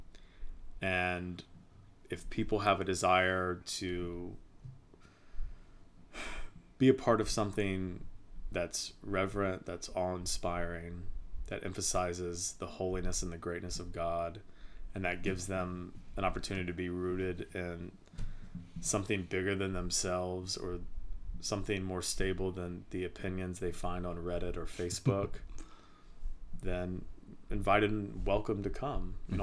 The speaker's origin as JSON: {"language": "English", "region": "Virginia", "country": "United States", "tie": "born or raised there", "said": "It's very different than growing up in Virginia."}